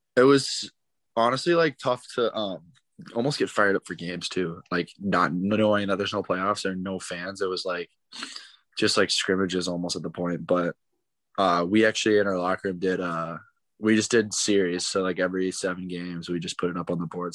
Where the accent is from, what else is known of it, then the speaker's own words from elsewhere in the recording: St. Louis, Missouri, United States; I'm from St. Louis, so I watched the Blues for a bit